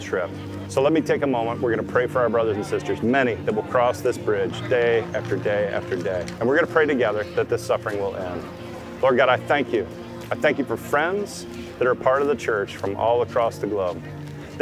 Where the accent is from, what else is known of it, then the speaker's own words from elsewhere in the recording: United States; I'm a pastor, I'm a Christian from the United States